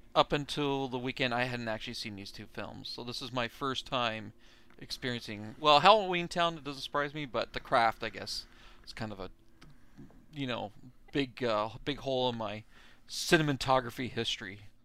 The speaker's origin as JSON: {"language": "English", "country": "Canada", "said": "I'm from Canada"}